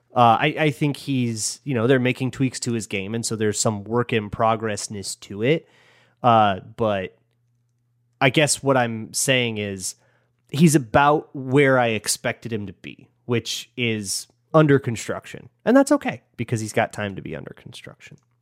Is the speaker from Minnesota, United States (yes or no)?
yes; Minnesota, United States; now in Los Angeles, United States; I grew up in Minnesota and then I moved to Los Angeles